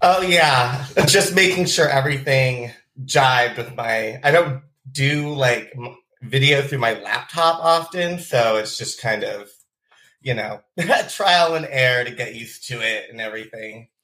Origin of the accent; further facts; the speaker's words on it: Bellingham, Washington, United States; I grew up in South Hill in these old homes with um, my spooky family